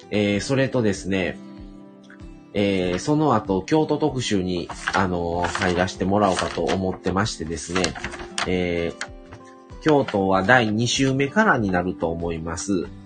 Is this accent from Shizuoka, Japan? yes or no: no; Shiga, Japan; born there; …はですね、生まれではない、生まれは隣の滋賀県生まれなんですけども